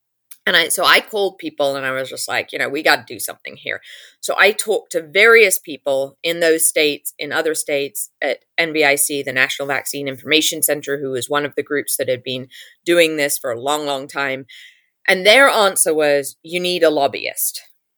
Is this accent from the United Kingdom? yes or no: yes; England, United Kingdom; now in United States; you can hear it from my accent. I grew up in England. I know how the English political system works.